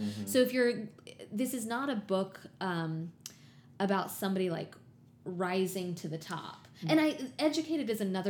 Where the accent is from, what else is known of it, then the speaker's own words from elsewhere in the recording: the South, United States; a white girl born and raised in the South